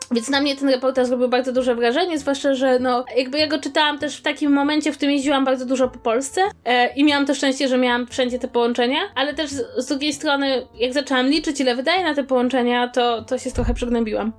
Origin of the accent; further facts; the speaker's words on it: Warsaw, Masovian Voivodeship, Poland; jestem z Warszawy i tu mam rodzinę